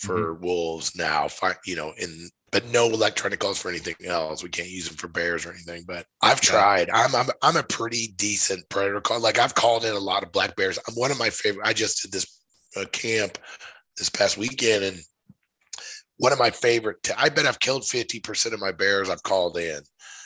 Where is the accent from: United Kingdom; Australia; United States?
United States; Missouri; moved away as an adult; now in Missoula, United States; I'm from Missouri originally. I now live in Missoula, Montana, and I moved out here